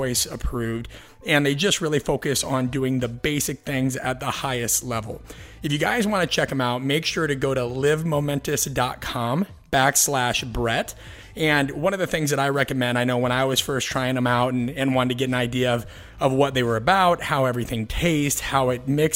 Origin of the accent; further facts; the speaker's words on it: Midwest, United States; growing up in the Midwest